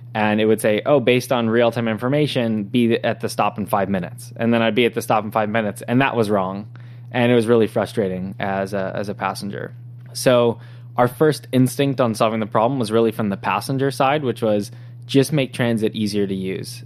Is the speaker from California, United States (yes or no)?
yes; San Diego, California, United States; moved away as an adult; now in San Francisco, United States; I was born and raised in San Diego, uh, so Southern California.